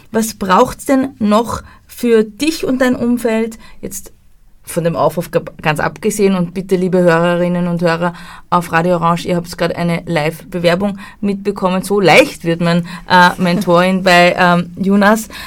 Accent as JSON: {"language": "German", "country": "Austria", "said": "Und das ja. fehlt bei uns in Österreich, dieses Mindset fehlt komplett."}